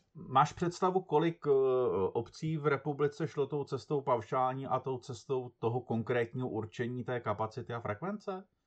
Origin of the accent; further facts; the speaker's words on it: Teplice, Ústí nad Labem Region, Czechia; jsem z Teplic